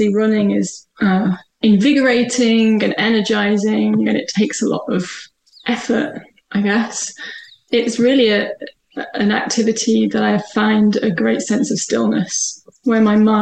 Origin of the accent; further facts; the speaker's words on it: the Northwest, North West England, United Kingdom; moved away as an adult; I'm originally from the Northwest.